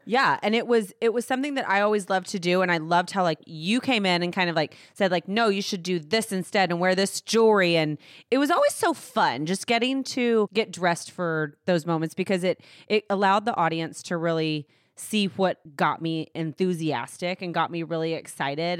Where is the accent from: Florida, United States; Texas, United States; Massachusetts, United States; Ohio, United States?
Texas, United States; Fort Worth; also born or lived in Weatherford, Texas; now in Dallas, United States; I grew up in Fort Worth, Texas. Um, I was born in Weatherford, conceived in San Antonio.